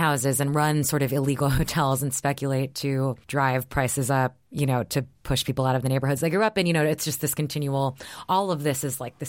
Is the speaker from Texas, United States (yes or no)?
yes; Texas, United States; It was like the world that I grew up in Texas.